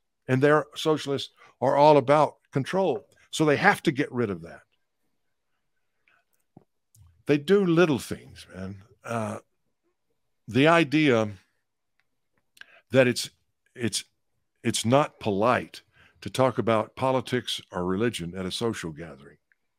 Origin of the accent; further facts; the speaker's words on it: Texas, United States; from the time I could speak in church when I was a kid growing up in East Texas.